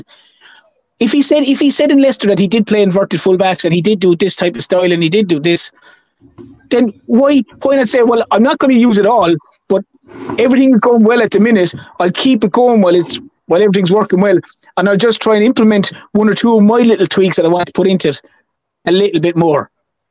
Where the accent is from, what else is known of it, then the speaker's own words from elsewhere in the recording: Ireland; as an Irishman